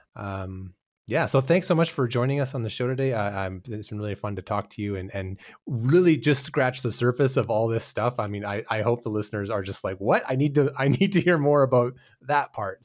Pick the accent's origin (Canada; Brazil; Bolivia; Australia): Canada; moved away; I'm, I'm Canadian